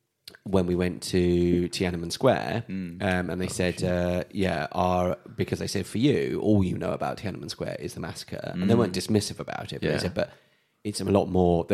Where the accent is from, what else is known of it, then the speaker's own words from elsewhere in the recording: United Kingdom; especially being British.